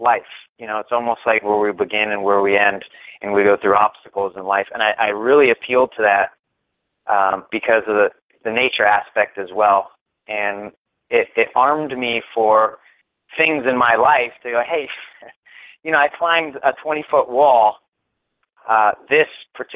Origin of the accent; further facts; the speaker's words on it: Florida, United States; moved away as an adult; I was raised in Florida, and that's where I joined the Air Force